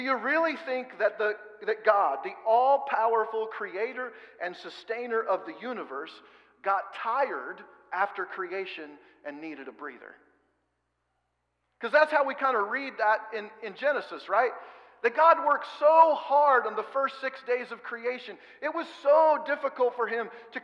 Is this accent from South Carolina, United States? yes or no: no; Oregon, United States; now in Kansas, United States; We live in Kansas where there's lots of grain around, and I'm from Oregon.